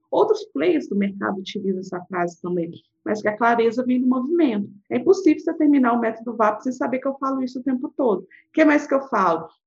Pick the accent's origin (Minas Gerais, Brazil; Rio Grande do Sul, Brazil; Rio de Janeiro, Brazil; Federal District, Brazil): Minas Gerais, Brazil; accent: mineirês; eu sou mineira